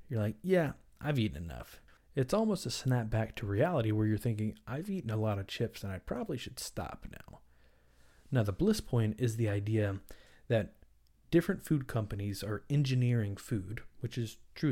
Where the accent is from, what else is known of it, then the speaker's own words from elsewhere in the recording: the South, United States; I'm from the South